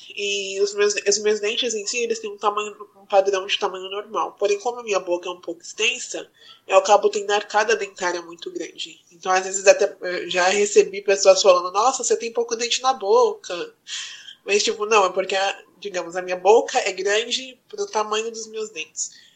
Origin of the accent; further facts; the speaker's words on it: Guarulhos, São Paulo, Brazil; eu nasci no Estela Mares em Guarulhos